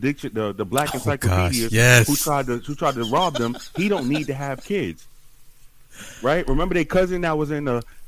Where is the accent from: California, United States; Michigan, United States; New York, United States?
New York, United States; New York City; I'm from the South Bronx, born and raised.